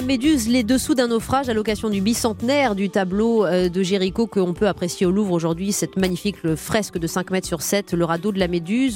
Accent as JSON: {"language": "French", "town": "Saint-Aubin-sur-Yonne", "region": "Bourgogne-Franche-Comté", "country": "France", "tie": "born or raised there", "moved": "yes", "said": "Saint-Aubin-sur-Yonne, une petite commune où j'ai grandi aussi dans Lyon"}